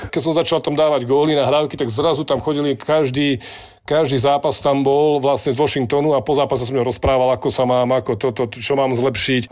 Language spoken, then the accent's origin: Slovak; Slovakia; My sme Slováci